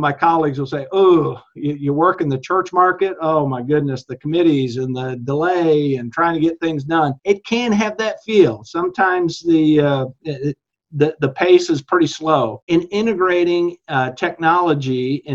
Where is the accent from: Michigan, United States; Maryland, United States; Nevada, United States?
Michigan, United States; growing up in Michigan